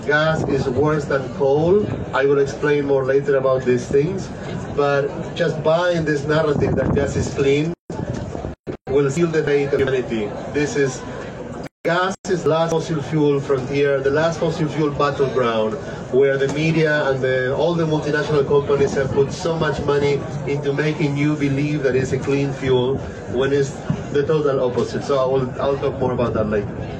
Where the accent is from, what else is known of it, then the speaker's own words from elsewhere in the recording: Argentina; I come from Argentina, I'm a scientist